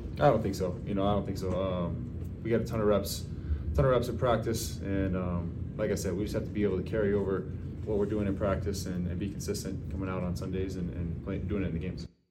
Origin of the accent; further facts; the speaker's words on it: Louisiana, United States; moved away as an adult; I'm from Louisiana. I played all my, uh, all my years of football in Louisiana